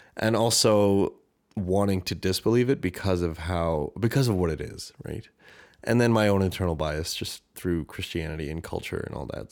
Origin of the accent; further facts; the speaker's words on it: Canada; accent: Canadian; my Canadian accent